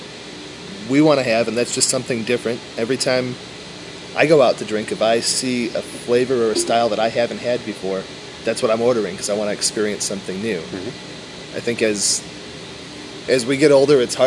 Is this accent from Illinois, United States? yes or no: yes; Chicago, Illinois, United States; moved away; we're from Chicago.